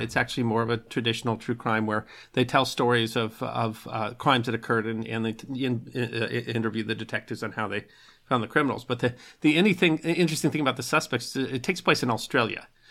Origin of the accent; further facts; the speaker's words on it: United States; I'm an American, I'm a Yank